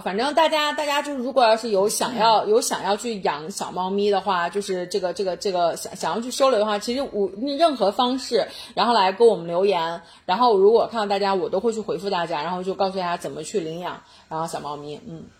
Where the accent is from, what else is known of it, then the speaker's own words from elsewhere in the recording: China; 我们中国人